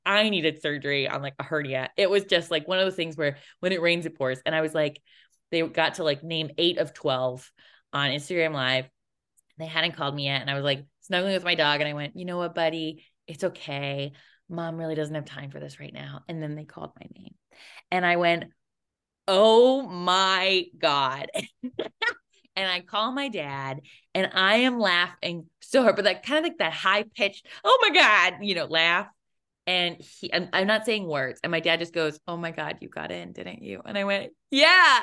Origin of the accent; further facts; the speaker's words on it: Connecticut, United States; moved away; I did three shows in my hometown